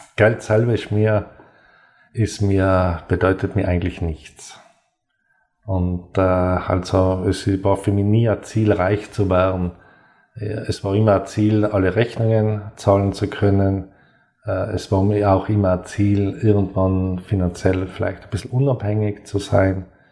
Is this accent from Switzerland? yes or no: no; South Tyrol, Trentino-Alto Adige, Italy; Ich bin gebürtiger Südtiroler, auf einem Bergbahnhof aufgewachsen